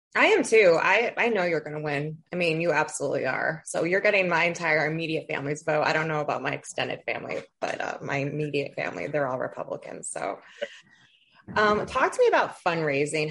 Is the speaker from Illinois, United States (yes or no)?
no; Toledo, Ohio, United States; moved away; I'm from Toledo. I don't live in Toledo anymore